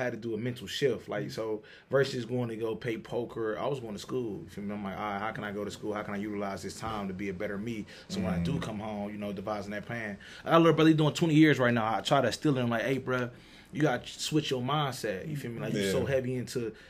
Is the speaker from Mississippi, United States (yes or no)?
no; Cleveland, Ohio, United States; also born or lived in Columbus; growing up in Cleveland, we don't live in the best communities sometimes